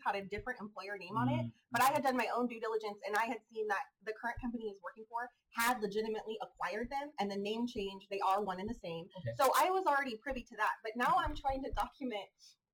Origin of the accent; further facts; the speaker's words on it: Modesto, California, United States; I was born and raised in West Modesto.